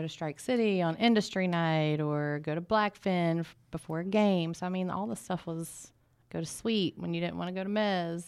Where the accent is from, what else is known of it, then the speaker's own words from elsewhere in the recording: Peterstown, West Virginia, United States; moved away as an adult; also born or lived in Pearisburg, Virginia; my hometown in Peterstown, West Virginia